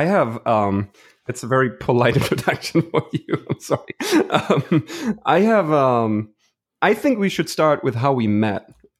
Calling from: Houston, Texas, United States; I'm tuning in from Houston.

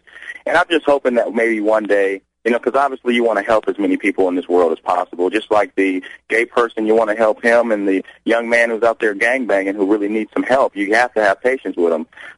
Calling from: Phoenix, Arizona, United States; I'm from Phoenix, Arizona. I'm out in Phoenix, Arizona.

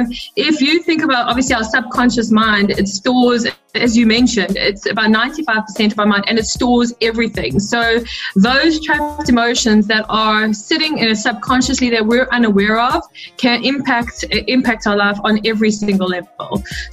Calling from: South Africa; I'm tuned in from South Africa.

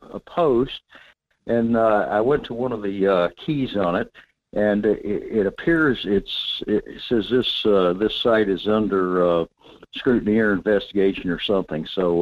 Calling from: North Pole, Alaska, United States; Michael, this is … in North Pole.

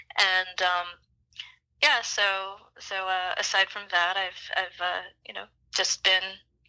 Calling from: Greensboro, North Carolina, United States; I'm in Greensboro, North Carolina.

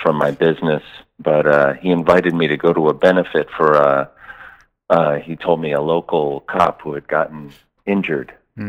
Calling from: Raleigh, North Carolina, United States; Buddy. I'm calling from Raleigh.

